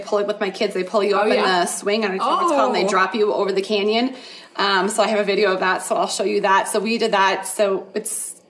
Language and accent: English; Minnesota, United States; now in Colorado Springs, United States; I'm from Minnesota